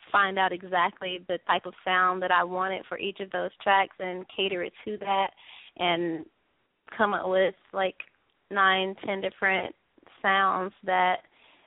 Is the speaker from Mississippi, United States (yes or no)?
yes; Jackson, Mississippi, United States; moved away as an adult; also born or lived in New York; now in Los Angeles, United States; not from Mississippi, which is my hometown, from Jackson, Mississippi.